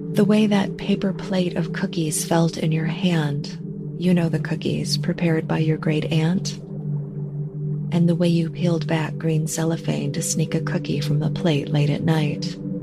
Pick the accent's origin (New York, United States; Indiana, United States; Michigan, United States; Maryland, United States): Michigan, United States; Detroit; Growing up in Metro Detroit